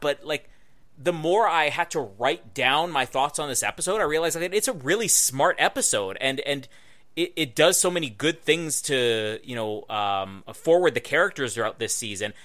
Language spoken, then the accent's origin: English; Winnipeg, Manitoba, Canada; Winnipeg, my hometown